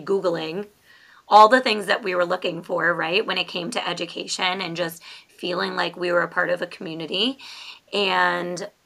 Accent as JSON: {"language": "English", "region": "New York", "country": "United States", "also_born_or_lived": "Florida", "moved": "yes", "lives_now": "Maryland, United States", "said": "we are both originally from New York."}